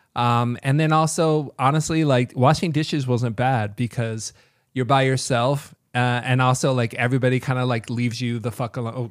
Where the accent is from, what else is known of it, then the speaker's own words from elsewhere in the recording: Kentucky, United States; moved away as an adult; also born or lived in Chicago; now in Las Vegas, United States; I loved growing up in Kentucky, but I just wanted to get out of there